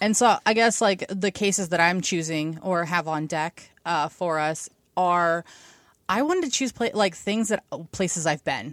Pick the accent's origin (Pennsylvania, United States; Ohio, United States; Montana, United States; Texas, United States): Ohio, United States; also born or lived in Washington, D.C. / Cincinnati; I'm from Ohio. I've born and raised in the fucking sticks where there's more cows than people.